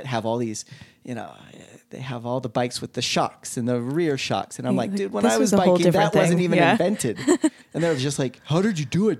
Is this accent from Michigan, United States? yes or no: no; Salt Lake City, Utah, United States; You know, I grew up in Salt Lake City on the avenues. We live in a house that's about over 150 years old now.